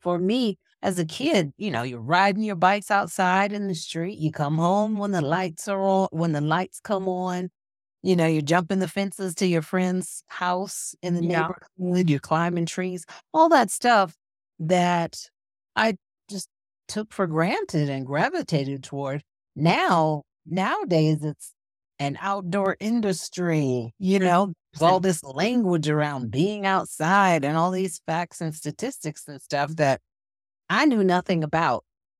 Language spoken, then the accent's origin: English; Virginia Beach, Virginia, United States; In Virginia Beach.